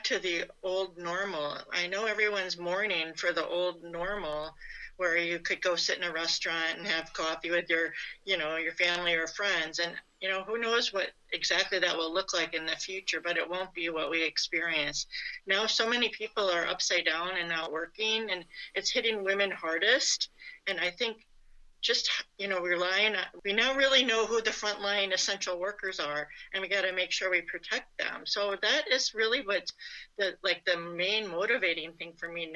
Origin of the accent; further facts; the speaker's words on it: Chicago, Illinois, United States; moved away as an adult; now in Madison, United States; I grew up in Chicago